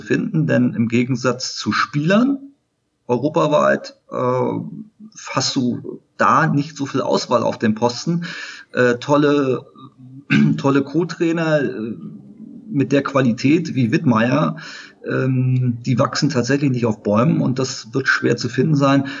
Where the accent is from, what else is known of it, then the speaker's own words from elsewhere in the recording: Germany; moved away as an adult; now in Frankfurt, Germany; Aufgewachsen bin ich in der Nähe von Berlin